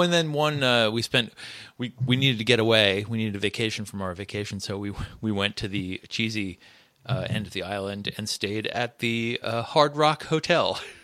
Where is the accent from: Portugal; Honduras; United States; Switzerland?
United States; I'm an American.